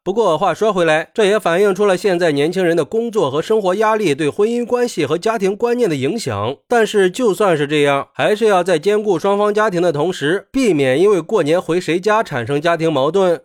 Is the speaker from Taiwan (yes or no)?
no; China; 我们中国人